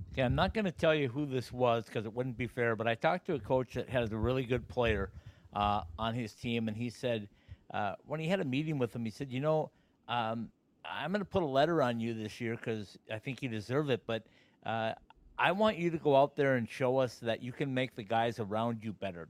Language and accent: English; Minnesota, United States; me being a Minnesotan